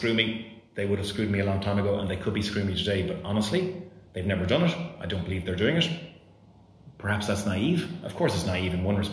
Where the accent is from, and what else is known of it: Ireland; moved away as an adult; also born or lived in Romania